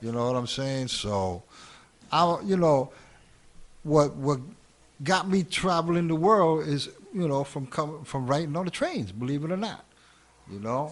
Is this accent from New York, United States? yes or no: yes; New York City, New York, United States; also born or lived in Hell's Kitchen, New York City / Queensbridge, Queens; I was born in Hell's Kitchen till the age of five. At the age of five, I moved up to um, Spanish Harlem, 115 in Madison, and that's where it was all, you know, that's where it all began.